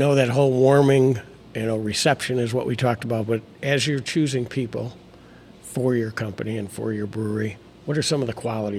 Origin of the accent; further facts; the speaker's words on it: outside of Chicago, Illinois, United States; moved away; Yeah, I grew up in outside of Chicago, and I spent some time down in central Illinois as well.